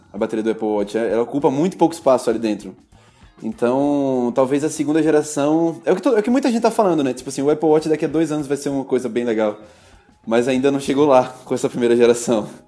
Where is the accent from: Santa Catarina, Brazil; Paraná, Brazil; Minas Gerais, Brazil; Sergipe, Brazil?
Sergipe, Brazil; Aracaju; now in São Paulo, Brazil; a gente sai de Aracaju, eu também sou de Aracaju